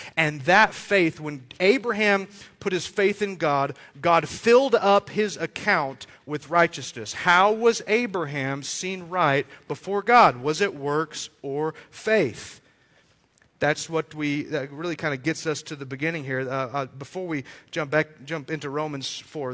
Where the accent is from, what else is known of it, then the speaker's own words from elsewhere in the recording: Amarillo, Texas, United States; I grew up in Amarillo, uh, not really from a, a, wealthy family